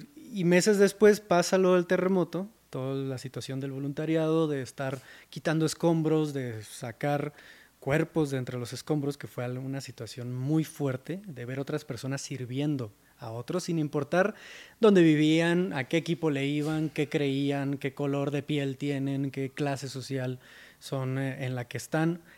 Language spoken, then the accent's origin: Spanish; Mexicali, Baja California, Mexico; moved away as an adult; now in Mexico City, Mexico; Yo soy de Mexicali, Baja California, del norte de México, y me mudé a Ciudad de México en 2017.